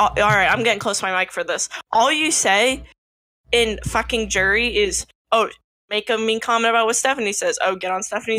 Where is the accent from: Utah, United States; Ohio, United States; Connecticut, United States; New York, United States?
New York, United States; New York City; I'm from New York.